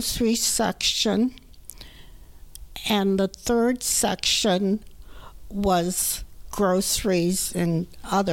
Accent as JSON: {"language": "English", "town": "Los Angeles", "region": "California", "country": "United States", "tie": "born or raised there", "also_born_or_lived": "San Francisco, California", "said": "I was born on June 9th, 1927 in Los Angeles, California"}